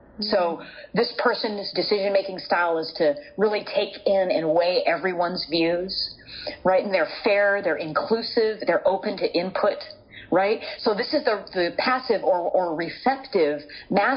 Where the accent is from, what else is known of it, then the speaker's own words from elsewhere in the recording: California, United States; I'm from California